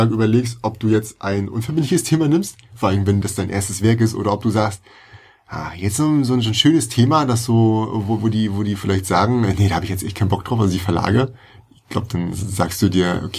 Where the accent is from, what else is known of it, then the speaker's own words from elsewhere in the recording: Germany; born there; Als gebürtiger Deutscher habe ich damit absolut keine Probleme und keine Berührung